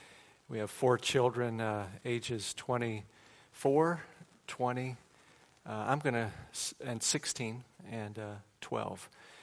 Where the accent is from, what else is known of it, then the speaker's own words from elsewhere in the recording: Waukegan, Illinois, United States; moved away as an adult; now in Charleston, United States; I grew up in Chicago area. So I'm a Midwesterner at heart. And we moved to South Carolina when I was 35 years old, which was 20 years ago.